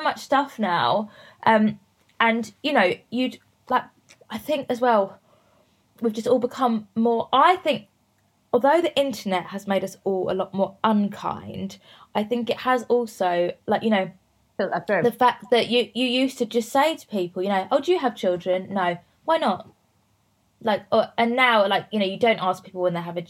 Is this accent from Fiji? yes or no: no; Worthing, South East England, United Kingdom; Worthing, so near Brighton, like right down on the south coast